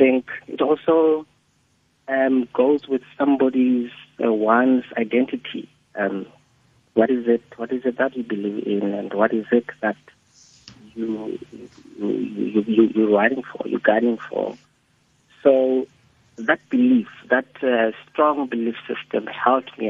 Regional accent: Lesotho; moved away; I came from Lesotho then

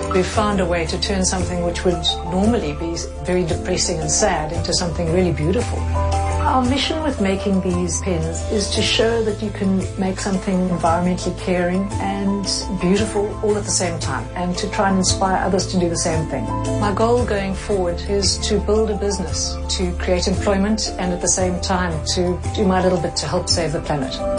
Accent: Cape Town, Western Cape, South Africa; I am from Mitchells Plain

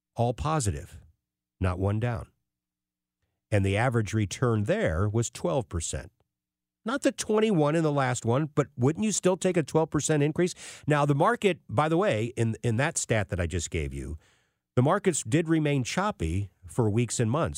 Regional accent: St. Louis, Missouri, United States; As a Saint Louis kid growing up in North County

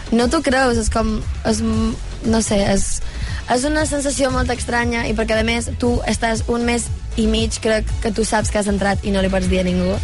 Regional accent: Menorca, Balearic Islands, Spain; first language Catalan

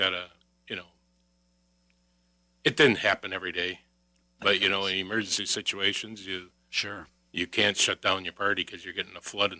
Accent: Racine, Wisconsin, United States; moved away; I was from Racine originally

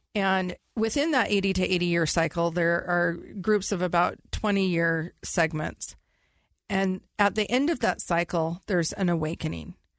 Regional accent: California, United States; I was raised in California

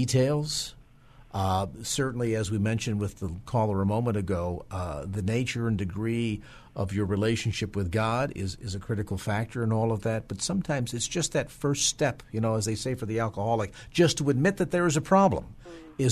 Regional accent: South San Francisco, California, United States; South San Francisco, my hometown

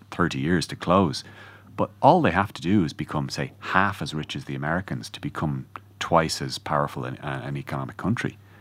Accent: Ireland; as Irish people

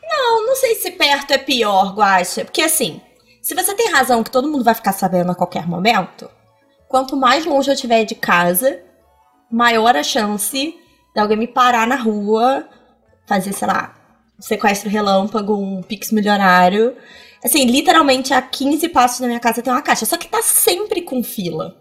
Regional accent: Petrópolis, Rio de Janeiro, Brazil; now in Rio de Janeiro, Brazil; Eu nasci em Petrópolis

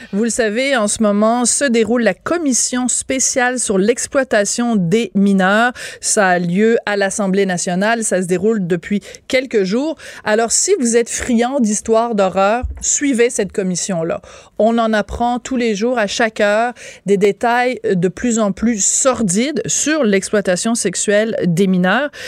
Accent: Quebec, Canada; en tant que Québécois, Québécoise

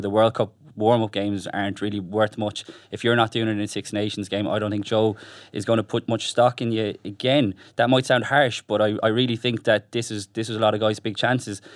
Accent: Ireland; as Irish people

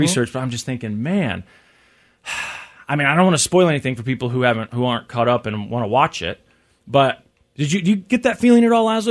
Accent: Missouri, United States; I'm born and raised in Missouri

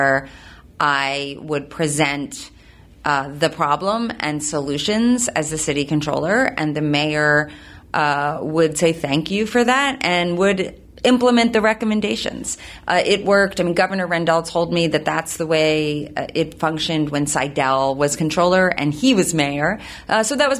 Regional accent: Philadelphia, Pennsylvania, United States; also born or lived in New York; I grew up in the Philadelphia area, but spent about 9 years in New York

